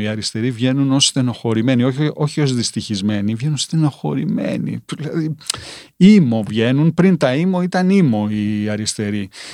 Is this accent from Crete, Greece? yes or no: yes; Rethymno, Crete, Greece; εγώ είμαι κριτικός είμαι κριτικός από το Ρέθυμνο